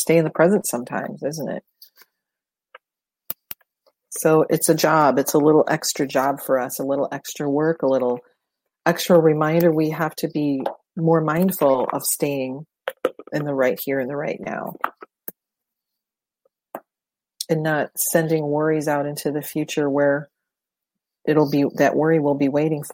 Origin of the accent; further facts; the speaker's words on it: Detroit, Michigan, United States; Growing up in Detroit, I went to Canada a lot